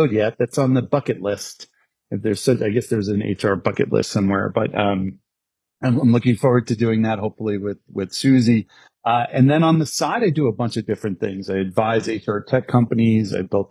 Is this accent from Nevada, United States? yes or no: no; New York, United States; born and raised in New York.